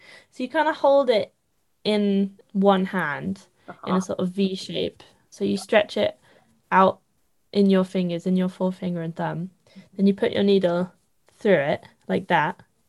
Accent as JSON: {"language": "English", "region": "East of England", "country": "United Kingdom", "said": "I definitely loved people being like, what are you doing? I'm from Essex. What are you doing? Are you knitting?"}